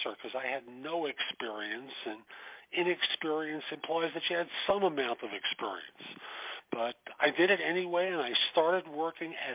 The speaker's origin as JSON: {"language": "English", "region": "New York", "country": "United States", "tie": "born or raised there", "said": "I grew up in New York in the Bronx"}